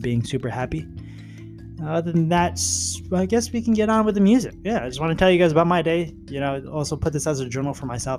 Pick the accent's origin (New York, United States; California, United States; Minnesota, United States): California, United States; I was born in California.